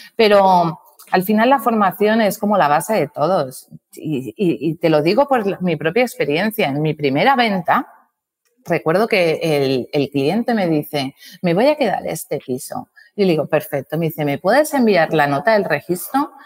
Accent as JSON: {"language": "Spanish", "region": "Balearic Islands", "country": "Spain", "said": "yo soy la mallorquina"}